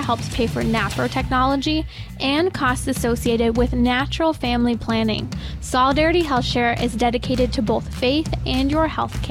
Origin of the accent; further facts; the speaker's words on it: United States; myself from the United States